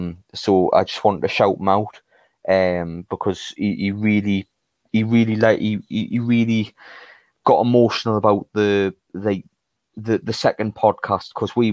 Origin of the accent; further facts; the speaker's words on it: Newcastle, North East England, United Kingdom; It makes you just as much as a Geordie as we are.